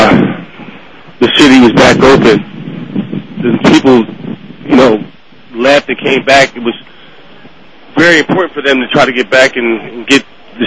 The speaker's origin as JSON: {"language": "English", "town": "Philadelphia", "region": "Pennsylvania", "country": "United States", "tie": "born or raised there", "said": "growing up in Philadelphia"}